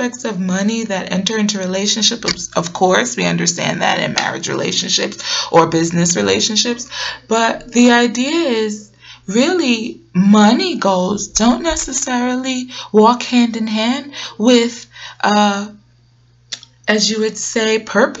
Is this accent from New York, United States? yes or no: yes; New York City, New York, United States; moved away as an adult; now in Atlanta, United States; I hail from Brooklyn, New York, and I'll always be a BK baby